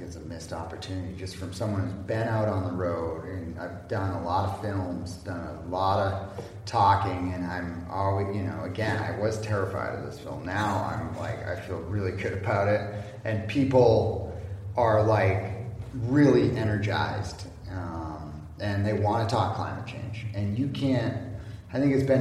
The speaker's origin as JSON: {"language": "English", "region": "California 4th District", "country": "United States", "tie": "born or raised there"}